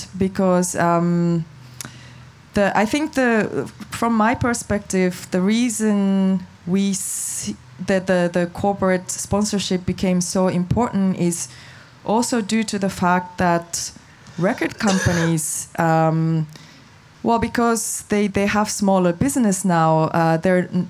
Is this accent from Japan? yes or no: yes; Japan; I'm from Japan